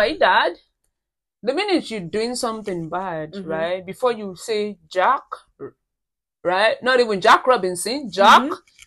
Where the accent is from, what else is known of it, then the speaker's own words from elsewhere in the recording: Ekiti, Nigeria; I'm from Ekiti State in Nigeria